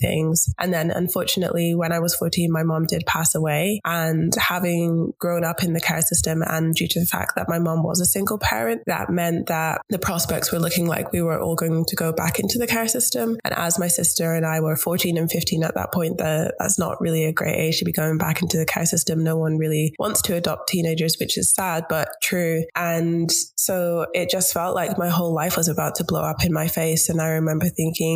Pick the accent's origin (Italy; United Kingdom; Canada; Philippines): United Kingdom; Scotland; moved away as an adult; now in Melbourne, Australia; I'm actually from Scotland